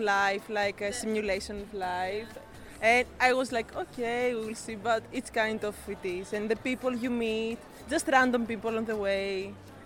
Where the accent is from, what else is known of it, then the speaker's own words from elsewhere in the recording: Greece; I'm from Greece.